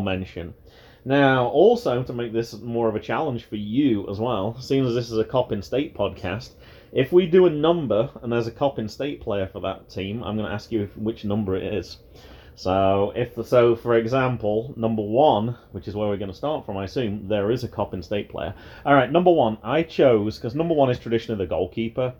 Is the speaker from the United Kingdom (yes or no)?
yes; United Kingdom; moved away; being British